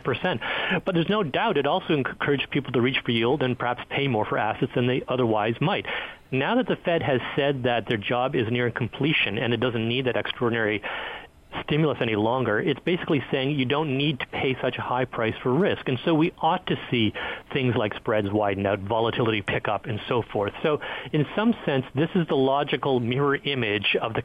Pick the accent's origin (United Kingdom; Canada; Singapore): Canada; now in Washington, D.C., United States; as a Canadian